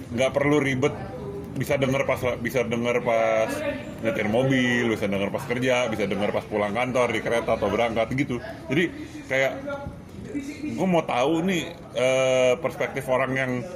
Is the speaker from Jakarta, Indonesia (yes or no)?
yes; Jakarta, Indonesia; gua lahir Jakarta gede Jakarta